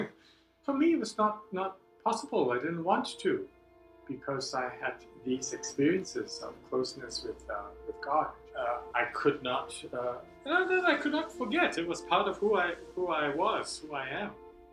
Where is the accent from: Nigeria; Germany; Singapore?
Singapore; moved away as an adult; now in United States; I didn't use his first name because I came from Singapore and everyone's a sir.